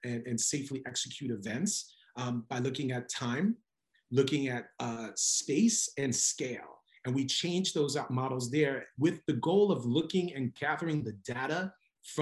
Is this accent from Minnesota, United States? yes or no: no; New York, United States; I was born and raised in New York, as you can tell with my hat here. Native New Yorker